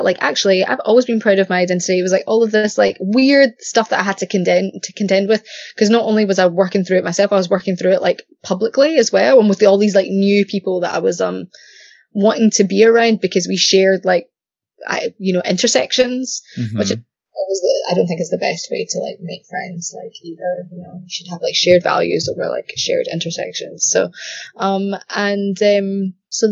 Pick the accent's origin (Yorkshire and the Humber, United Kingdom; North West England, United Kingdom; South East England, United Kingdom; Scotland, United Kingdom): Scotland, United Kingdom; Glasgow; accent: Glaswegian; moved away as an adult; now in London, United Kingdom; I'm Pakistani, born and raised in Glasgow.